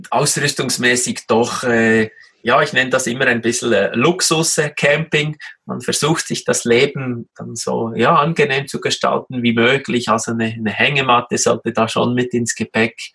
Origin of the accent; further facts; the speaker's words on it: Switzerland; Als Schweizer essen wir ja alle sehr gerne den äh, geschmolzenen Käse, sei es als Raclette oder eben auch als Fondue.